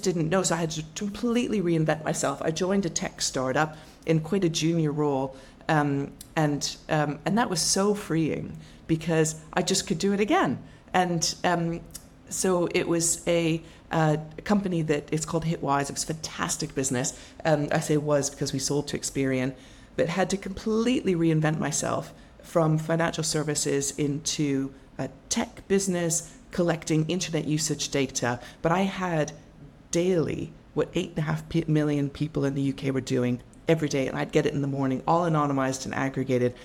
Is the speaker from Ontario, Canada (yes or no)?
yes; Ottawa, Ontario, Canada; moved away as an adult; also born or lived in Toronto / Boston / Tokyo; now in London, United Kingdom; I grew up in Ottawa